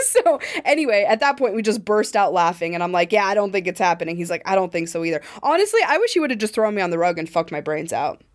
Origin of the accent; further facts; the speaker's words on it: Montana, United States; I'm from Montana